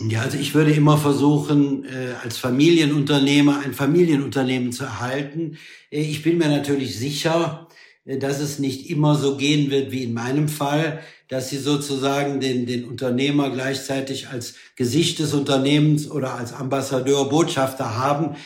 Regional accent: Germany; wir als Deutsche

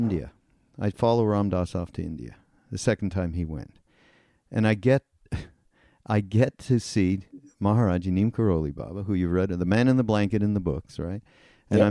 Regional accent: Montreal, Quebec, Canada; I grew up Jewish in Montreal. That's where I'm from

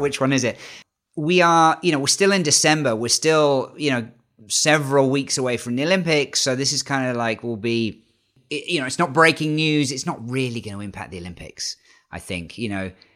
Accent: United Kingdom; as a Brit

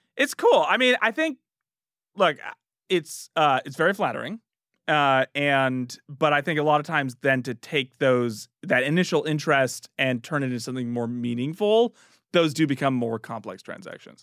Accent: Northern California, United States; now in Washington, United States; I'm from Northern California

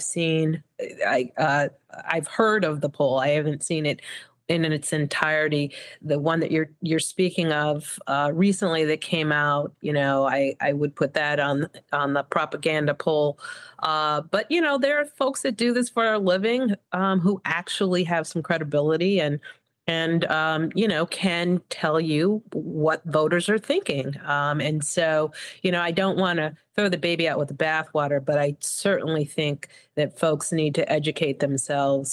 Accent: Evanston, Illinois, United States; moved away as an adult; also born or lived in Mississippi; now in Chicago, United States; I graduated from Evanston Township

